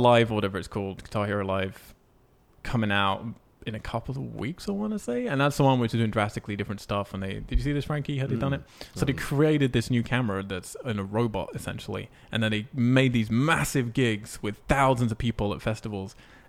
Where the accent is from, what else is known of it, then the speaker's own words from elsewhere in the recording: Montreal, Quebec, Canada; Well, we come from Canada. We hail from Canada, but we did Austin.